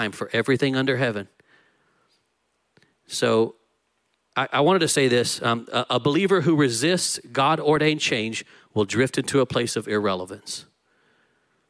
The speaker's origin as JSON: {"language": "English", "region": "Texas", "country": "United States", "said": "I'm Texan."}